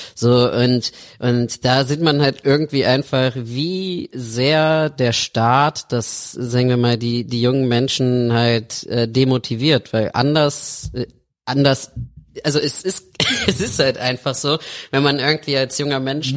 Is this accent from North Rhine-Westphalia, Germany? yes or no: yes; Alfter, North Rhine-Westphalia, Germany; komme ich halt aus Alfter. Das ist so ein kleines Städtchen um Bonn herum.